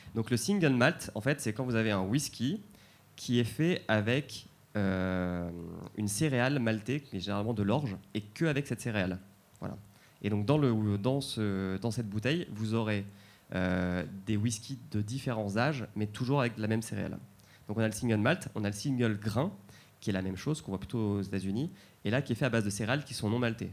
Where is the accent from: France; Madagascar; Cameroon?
France; Calvados, Normandy; je viens du Calvados